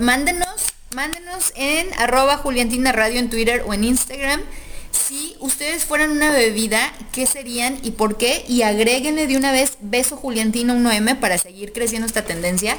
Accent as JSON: {"language": "Spanish", "town": "Guadalajara", "region": "Jalisco", "country": "Mexico", "tie": "born or raised there", "said": "los que nacemos aquí como tapatíos"}